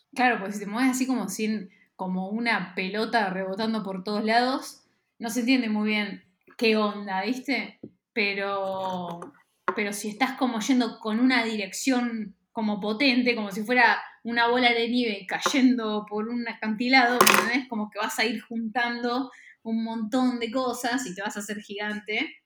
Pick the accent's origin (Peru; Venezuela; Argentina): Argentina; Bragado, Buenos Aires Province; En el maternal suizo, acá en Capital Federal. Eh, y me mudé a Bragado cuando tenía tres